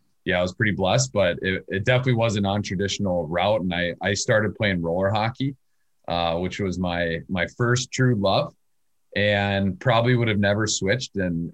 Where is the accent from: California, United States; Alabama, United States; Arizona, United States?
Arizona, United States; Glendale; moved away as an adult; now in Minnesota, United States; I grew up in Phoenix, West Phoenix, Glendale to be exact